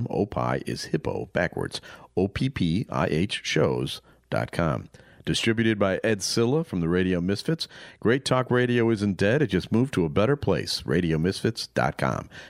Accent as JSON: {"language": "English", "region": "England", "country": "United Kingdom", "moved": "yes", "lives_now": "Illinois, United States", "said": "I am from England."}